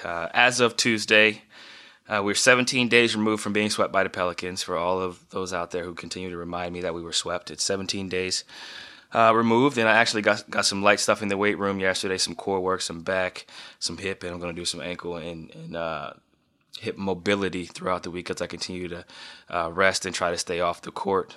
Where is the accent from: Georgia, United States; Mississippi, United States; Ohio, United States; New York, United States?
Ohio, United States; Northeast; growing up in Northeast Ohio